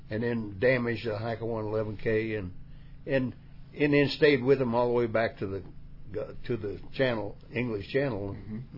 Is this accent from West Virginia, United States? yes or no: yes; West Virginia, United States; you have to realize where you come from. Like West Virginia was a place where right. everything was face value.